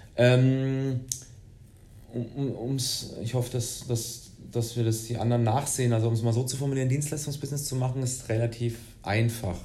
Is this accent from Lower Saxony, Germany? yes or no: no; Würzburg, Bavaria, Germany; Ich bin äh, Würzburger, gebürtiger Würzburger ähm, und ähm, ja, habe Wirtschaftsinformatik hier in Würzburg studiert